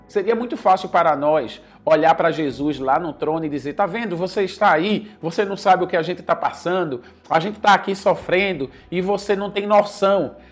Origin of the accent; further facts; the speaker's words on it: Recife, Pernambuco, Brazil; moved away as an adult; now in Senegal; Eu sou de Recife, eu sou brasileiro